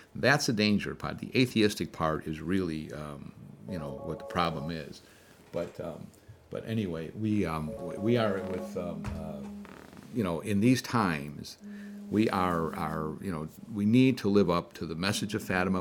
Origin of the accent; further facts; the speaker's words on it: Chicago, Illinois, United States; now in New Jersey, United States; I am a Chicagoan